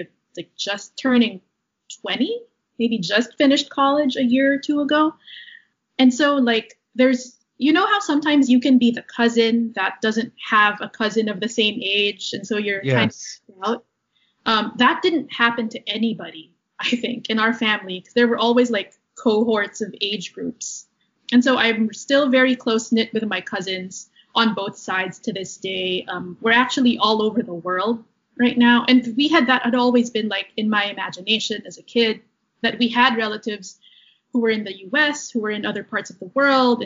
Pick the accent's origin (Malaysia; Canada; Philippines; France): Philippines; Manila, Metro Manila; moved away as an adult; now in Amherst, United States; I was born and raised in Manila